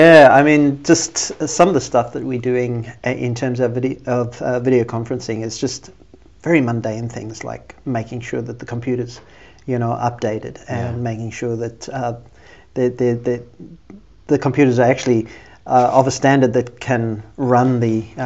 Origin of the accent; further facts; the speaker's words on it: South Africa; moved away as an adult; So I came from South Africa to NTC as a student.